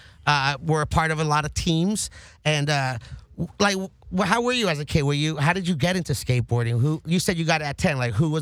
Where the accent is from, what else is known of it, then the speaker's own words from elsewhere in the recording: Los Angeles, California, United States; growing up in the Valley and being from the 818